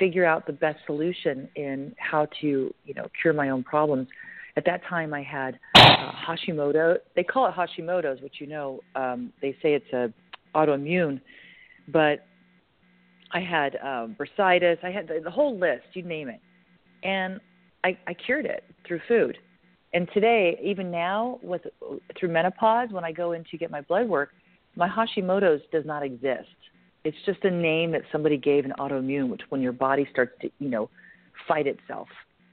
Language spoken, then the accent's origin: English; California, United States; I'm from California. From California